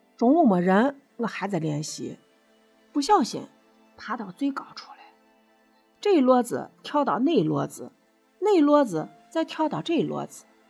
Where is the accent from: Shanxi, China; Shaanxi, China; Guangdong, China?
Shaanxi, China; accent: Shaanxi dialect; 我呢是陕西人